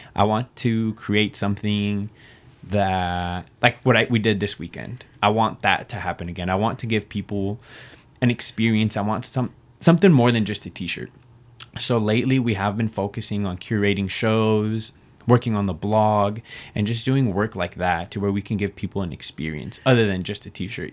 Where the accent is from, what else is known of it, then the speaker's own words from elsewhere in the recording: Reno, Nevada, United States; I was born and raised here in Reno, Nevada. This is the only place I've ever lived